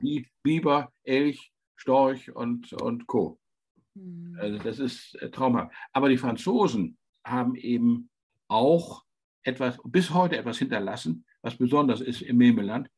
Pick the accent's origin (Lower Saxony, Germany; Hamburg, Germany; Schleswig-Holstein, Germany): Lower Saxony, Germany; towards Worpswede and Fischerhude; ich bin in Deutschland in einer Region aufgewachsen, die ein bisschen vergleichbar ist. Das sind Moore